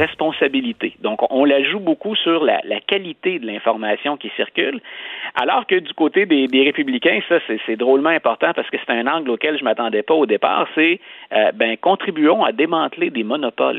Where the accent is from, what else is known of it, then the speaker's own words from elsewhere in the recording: Canada; chez nous au Canada